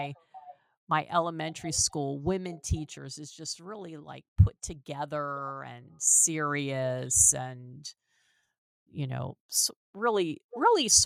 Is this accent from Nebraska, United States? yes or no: no; York, Pennsylvania, United States; in our town, we're both from York, Pennsylvania